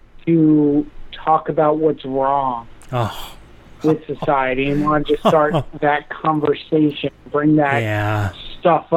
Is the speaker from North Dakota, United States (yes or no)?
no; New York, United States; moved away as an adult; now in Boston, United States; I grew up in New York